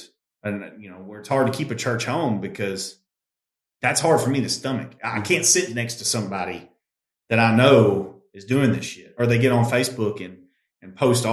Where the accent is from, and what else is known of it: United States